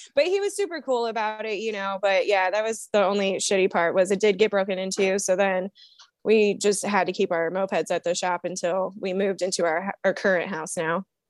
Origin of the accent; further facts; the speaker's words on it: Toledo, Ohio, United States; I am from Toledo, Ohio, and I am a co-captain